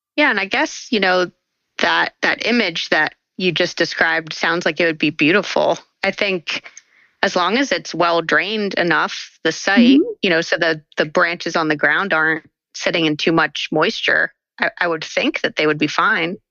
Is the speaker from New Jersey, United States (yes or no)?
yes; around the Pine Barrens, New Jersey, United States; I grew up in South Jersey uh, around the Pine Barrens